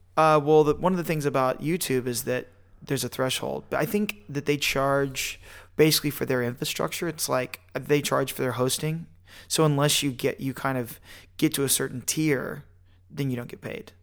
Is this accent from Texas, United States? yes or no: yes; Fort Worth, Texas, United States; I'm from Fort Worth